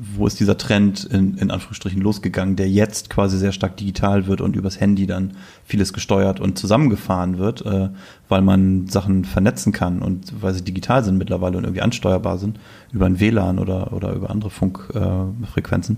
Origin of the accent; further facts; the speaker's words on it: Selsingen, Lower Saxony, Germany; von meinem Heimatort, Grüße nach Selsingen im Landkreis Rotenburg